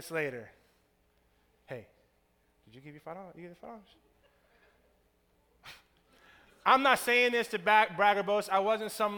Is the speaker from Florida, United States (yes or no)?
yes; Tampa, Florida, United States; I'm from Tampa